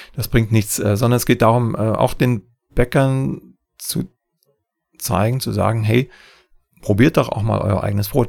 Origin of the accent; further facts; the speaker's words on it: Saxony, Germany; in meinem Heimatland Sachsen